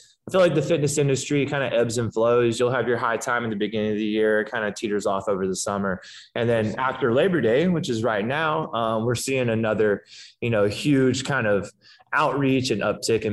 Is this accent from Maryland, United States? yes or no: no; Georgia, United States; moved away as an adult; now in Santa Monica, United States; I'm from Georgia. So I didn't move out to LA until about 4 years ago.